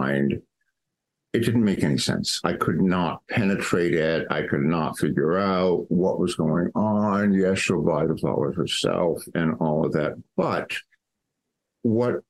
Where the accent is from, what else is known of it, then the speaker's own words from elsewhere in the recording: Los Angeles, California, United States; I grew up in Los Angeles